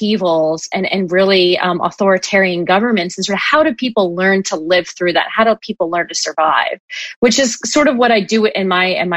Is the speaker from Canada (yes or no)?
no; United States; being an American